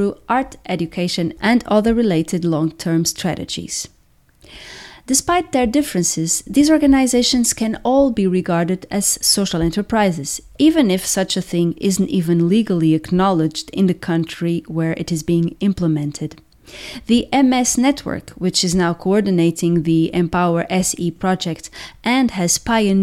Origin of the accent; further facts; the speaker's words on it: Portugal; my home country, Portugal.